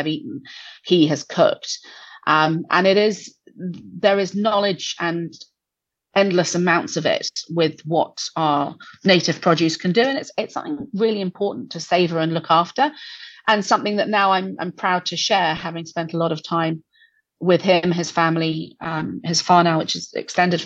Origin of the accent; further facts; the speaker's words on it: England, United Kingdom; moved away as an adult; also born or lived in Auckland, New Zealand; now in New Zealand; I'm English